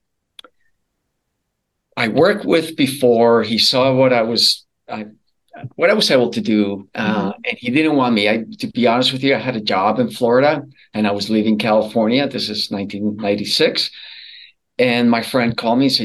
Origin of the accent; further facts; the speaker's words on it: Colombia; moved away as an adult; now in United States; I was born and raised in Colombia, South America